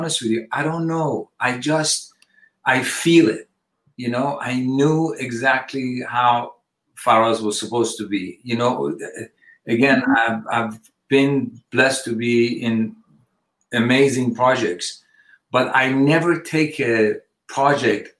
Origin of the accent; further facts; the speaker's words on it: Switzerland; also born or lived in Iran; now in United States; I've been away since I was 2 years old, I was in Switzerland and I was schooled and everything